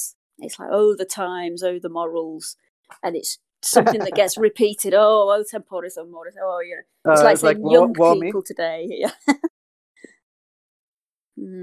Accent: United Kingdom; I'm British

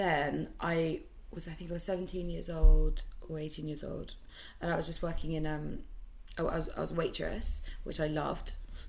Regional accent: Aberdeen, Scotland, United Kingdom; my family, I'm from Scotland, so I'm from Aberdeen. I think I'm a true Scot. Like, I think I have the mannerisms of a Scottish person.

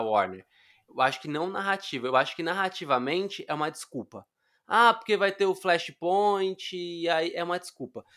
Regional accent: Brazil; como eu sou latino, eu não sei se vocês sabem, mas brasileiro é latino, tá?

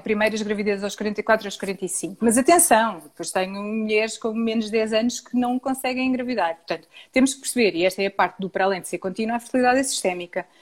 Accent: Portugal; nós, enquanto portugueses

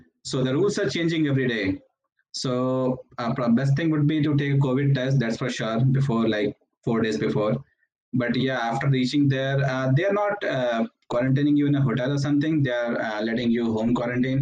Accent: India; moved away as an adult; also born or lived in Iowa; now in Ames, United States; I'm planning to travel back to home country, India. I'm from India

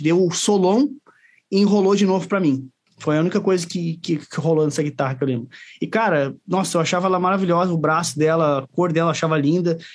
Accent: São Leopoldo, Rio Grande do Sul, Brazil; moved away as an adult; now in Caxias do Sul, Brazil; eu sou de São Leopoldo lá, mas vim para ah, Caxias faz quatro, quatro anos que eu tô para cá

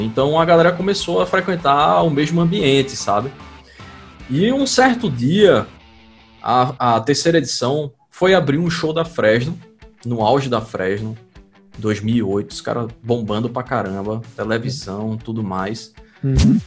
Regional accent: Recife, Pernambuco, Brazil; lá em Pernambuco, de onde eu sou, em Recife

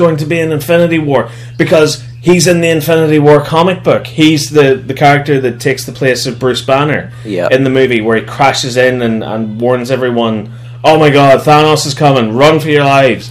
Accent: Northern Ireland, United Kingdom; we're Irish

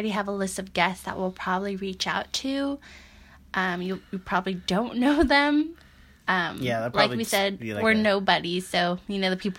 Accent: San Francisco, California, United States; born and raised in San Francisco.

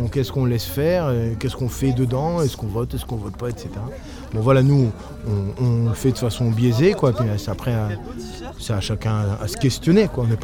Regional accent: Serbia; born there; Moi je suis né euh, en République fédérative socialiste de Yougoslavie. C'est écrit sur ma carte d'identité à vie. Puis c'est devenu la République fédérale de Yougoslavie. Ensuite ça a été la communauté d'État Serbie-Monténégro. Et maintenant

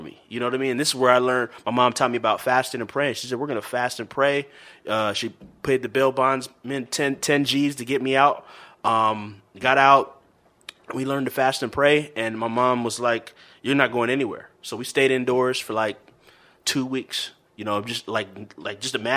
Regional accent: California, United States; I'm from Cali, California.

